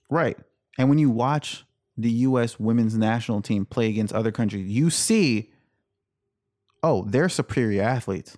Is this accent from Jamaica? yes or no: yes; Jamaica; I was born in Jamaica.